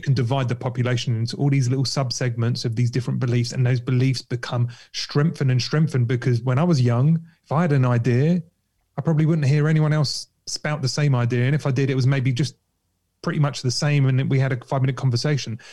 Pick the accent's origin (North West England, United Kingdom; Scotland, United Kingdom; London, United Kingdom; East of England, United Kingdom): London, United Kingdom; I grew up in Kentish Town